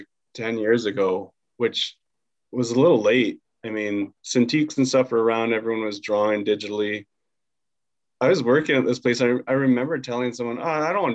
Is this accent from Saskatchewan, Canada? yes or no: no; Maple Ridge, British Columbia, Canada; also born or lived in Pitt Meadows; now in Vancouver, Canada; I live in Vancouver now and I grew up in Maple Ridge and Pitt Meadows, which is only an hour away from the city